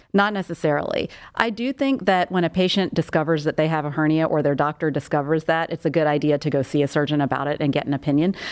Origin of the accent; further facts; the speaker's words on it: South Carolina, United States; moved away as an adult; also born or lived in Portland, Maine / Charlotte, North Carolina / Denver; now in Cleveland, United States; I'm originally from South Carolina, where I was born and raised. I grew up there.